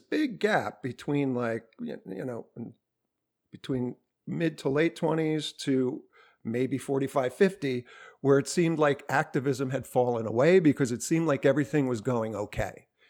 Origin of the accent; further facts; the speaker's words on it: New Jersey, United States; I'm from New Jersey